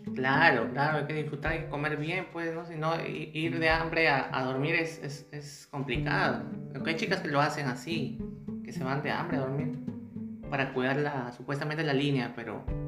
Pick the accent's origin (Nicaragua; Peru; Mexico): Peru